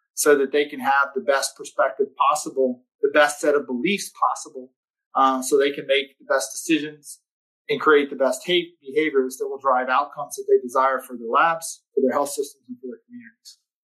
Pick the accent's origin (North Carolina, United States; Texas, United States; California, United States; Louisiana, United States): Texas, United States; I'm from Texas